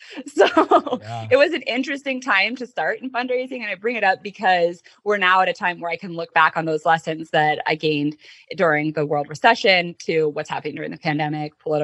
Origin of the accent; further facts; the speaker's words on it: Colorado, United States; international studies major at University of Denver growing up in Colorado